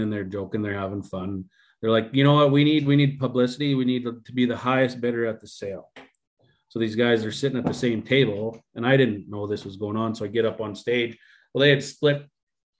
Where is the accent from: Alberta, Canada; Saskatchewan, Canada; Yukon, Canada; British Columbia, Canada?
Alberta, Canada; Bonnyville; my hometown